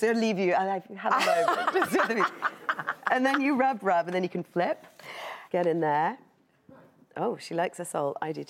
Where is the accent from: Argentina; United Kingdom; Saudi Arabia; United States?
United Kingdom; England; I'm English.